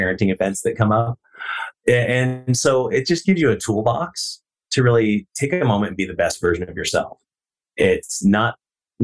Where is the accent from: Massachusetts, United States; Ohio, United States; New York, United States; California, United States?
Ohio, United States; near Dayton Springfield area, Western; I grew up in Western Ohio, near Dayton Springfield area, out in the farmland